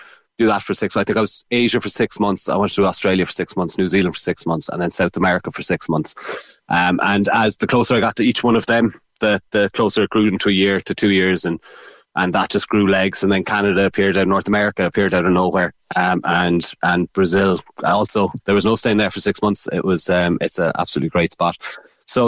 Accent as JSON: {"language": "English", "country": "Ireland", "said": "as an Irish person"}